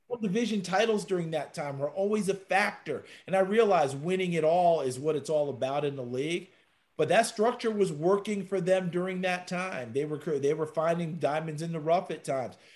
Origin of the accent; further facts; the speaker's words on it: Newport, New York, United States; When I was a little guy, all right, growing up in Newport, New York, my, my, my lovely hometown